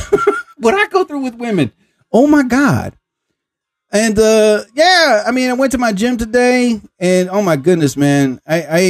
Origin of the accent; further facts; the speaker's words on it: New Jersey, United States; I'm from New Jersey